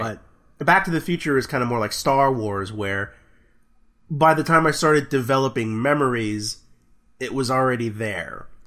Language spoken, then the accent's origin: English; Texas, United States; I'm from Texas